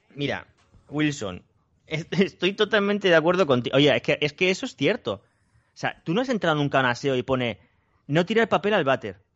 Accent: Spain; los españoles

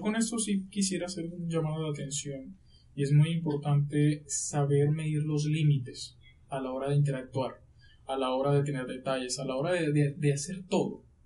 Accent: Riohacha, La Guajira, Colombia; accent: costeño; moved away as an adult; now in Bogotá, Colombia; yo en ese momento estaba en mi ciudad, de donde yo soy, de Rihuacha, La Guajira

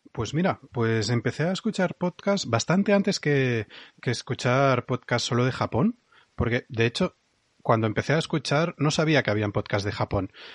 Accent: Catalonia, Spain; como buen catalán

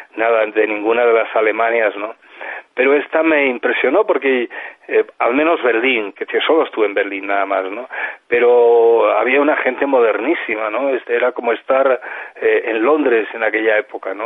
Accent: Mieres, Asturias, Spain; la única manera en Mieres, en mi pueblo, de, pues de participar en campeonatos

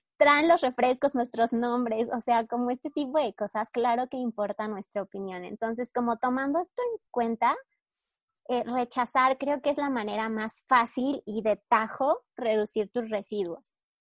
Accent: Mexico

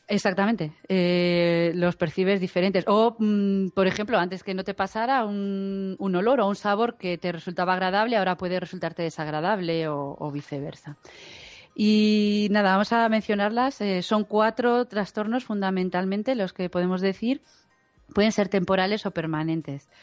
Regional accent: Galicia, Spain; now in Madrid, Spain; yo soy gallega y los del norte no tenemos sentido del frío

